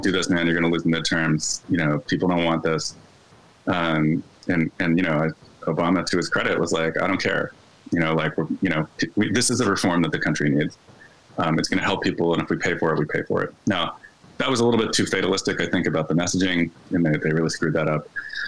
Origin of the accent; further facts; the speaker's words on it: Philadelphia, Pennsylvania, United States; I'm from Philly